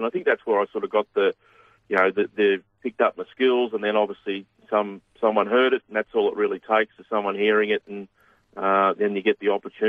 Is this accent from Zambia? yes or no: no; Donald, Victoria, Australia; I grew up in Donald